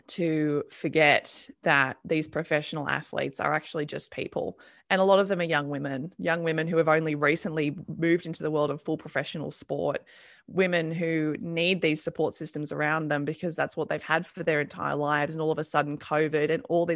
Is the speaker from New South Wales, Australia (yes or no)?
yes; Campbelltown, New South Wales, Australia; They're from my hometown, Campbelltown. We're both Campbelltown buddies